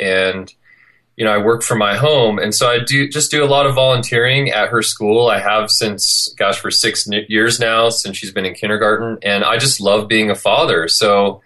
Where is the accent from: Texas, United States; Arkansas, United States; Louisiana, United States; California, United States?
California, United States; Clovis; moved away as an adult; also born or lived in Yosemite, California; now in Salt Lake City, United States; where I'm from, which is Clovis, California, Fresno, California